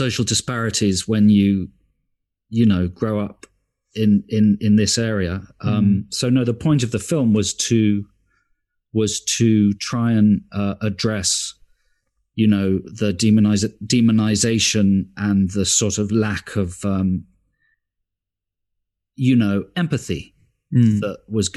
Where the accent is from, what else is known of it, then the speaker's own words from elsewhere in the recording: London, United Kingdom; I grew up in Stockwell, and you know, I've lived here since December the 20th, 1968.